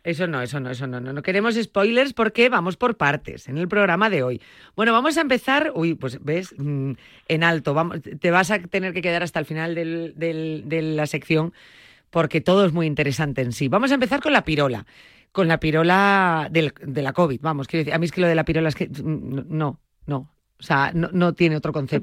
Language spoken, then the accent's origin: Spanish; Galicia, Spain; en mi tierra, en Galicia